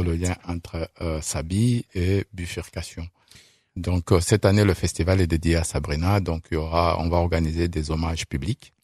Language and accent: French; France; also born or lived in Saint-Étienne; on est français